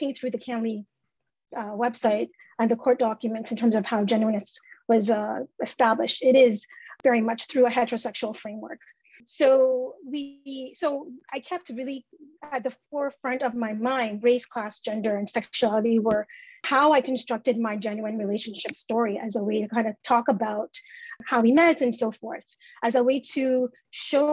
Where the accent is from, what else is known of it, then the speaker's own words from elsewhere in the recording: Canada; a Canadian-born citizen